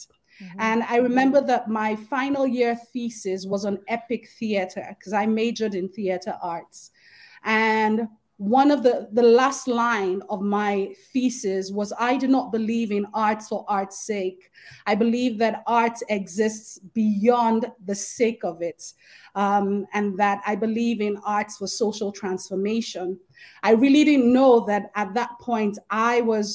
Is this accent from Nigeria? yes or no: yes; Lagos, Nigeria; I grew up in Festac Town in Lagos State